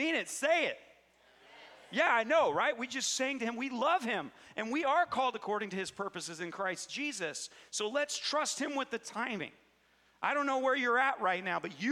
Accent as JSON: {"language": "English", "town": "Cedarville", "country": "United States", "tie": "born or raised there", "said": "Growing up in Cedarville"}